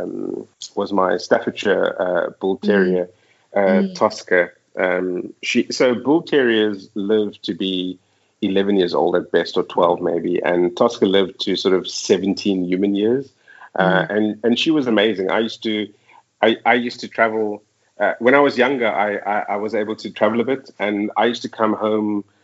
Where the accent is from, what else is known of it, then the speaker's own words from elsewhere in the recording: Cape Town, Western Cape, South Africa; moved away as an adult; also born or lived in Johannesburg, South Africa; now in Dubai, United Arab Emirates; we're both from Cape Town.